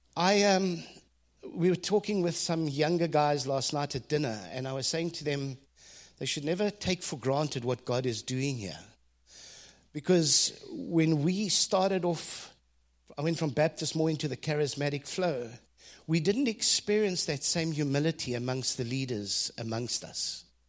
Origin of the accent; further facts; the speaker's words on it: South Africa; as a South African boy who had never been out of the country